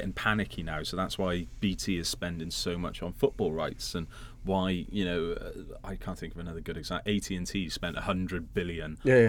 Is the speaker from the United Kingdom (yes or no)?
yes; United Kingdom; Well, we're British. We love them.